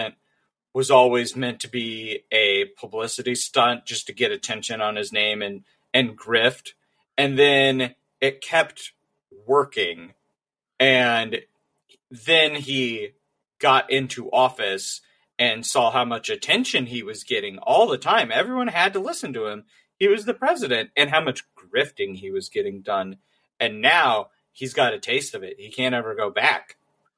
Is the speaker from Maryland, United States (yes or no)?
no; Missouri, United States; I'm from Missouri